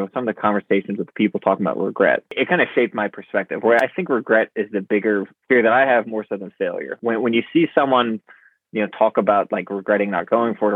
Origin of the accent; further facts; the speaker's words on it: Charleston, South Carolina, United States; I was living kind of on a beach growing up in Charleston, South Carolina, this island, Sullivan's Island